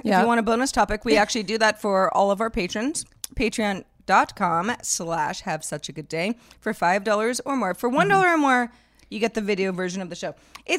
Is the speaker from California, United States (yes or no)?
yes; Northern California, United States; We're both from Northern California. Mm-hmm. We're roughly the same age.